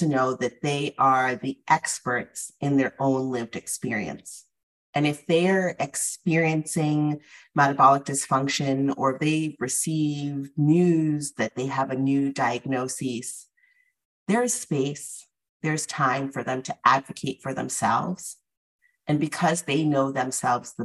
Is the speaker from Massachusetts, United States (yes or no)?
yes; the Northeast, Massachusetts, United States; I was born in the Northeast and I'm of Afro-Caribbean descent